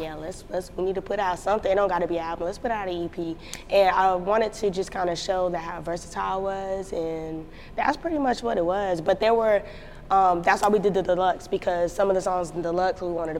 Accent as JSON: {"language": "English", "region": "North Carolina", "country": "United States", "tie": "born or raised there", "said": "North Carolina"}